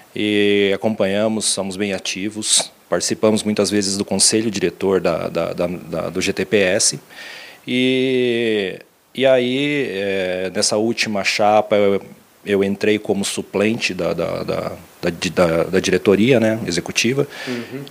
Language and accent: Portuguese; Mafra, Santa Catarina, Brazil; moved away as an adult; also born or lived in Lins, São Paulo; Eu sou catarinense de Mafra, é, divisa do estado Estado é, com o Paraná